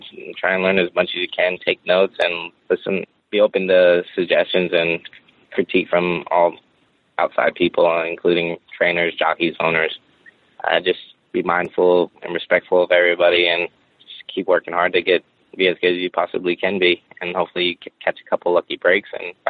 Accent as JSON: {"language": "English", "region": "Florida", "country": "United States", "tie": "born or raised there", "said": "You know, growing up in Florida, I was a big fan of the Miami Dolphins."}